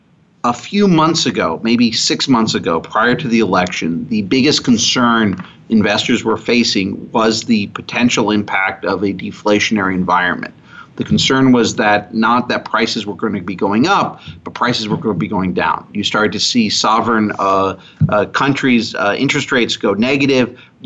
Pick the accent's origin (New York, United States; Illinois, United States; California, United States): Illinois, United States; Chicago; I grew up in the Chicago area.